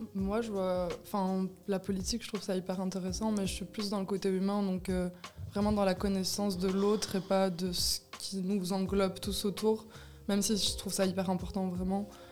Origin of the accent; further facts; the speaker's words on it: Belgium; en Belgique, enfin, on est tous des Belges ici